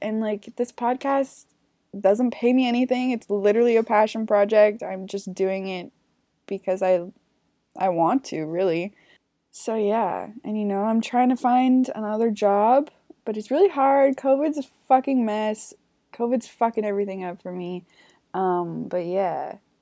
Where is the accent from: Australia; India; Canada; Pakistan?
Canada; I'm from Canada